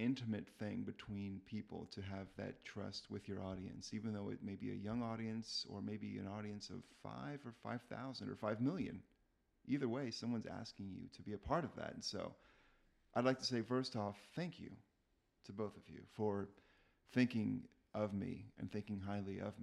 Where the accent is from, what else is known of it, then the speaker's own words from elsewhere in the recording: Texas, United States; I grew up in Texas. I went to a high school